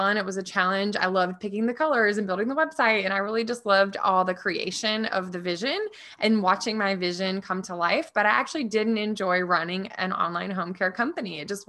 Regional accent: the South, United States; I was always like really resourceful because I grew up really poor in the South, right?

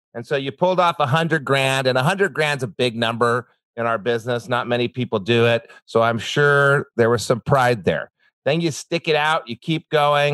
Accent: New Mexico, United States; I grew up in New Mexico

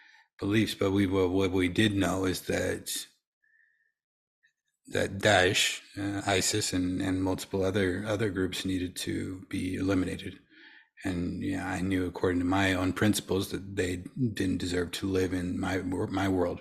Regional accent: Utah, United States; I'm a Utahn, because I refuse to move from Utah

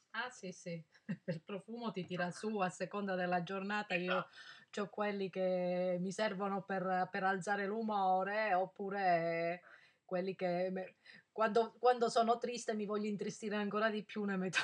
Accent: Calabria, Italy; io sono della Calabria

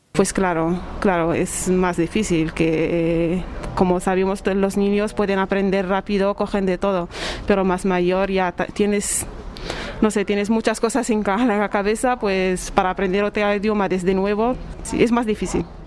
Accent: Morocco; Spanish is a second language; now in Spain; soy de Marruecos y para mí aprender el castellano fue un poco difícil

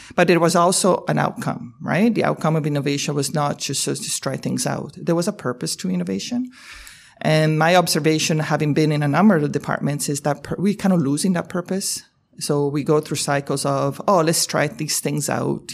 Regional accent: Canada; as a Canadian

